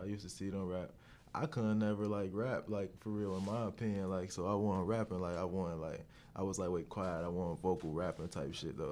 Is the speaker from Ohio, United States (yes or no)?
yes; Cincinnati, Ohio, United States; I'm from Cincinnati, Ohio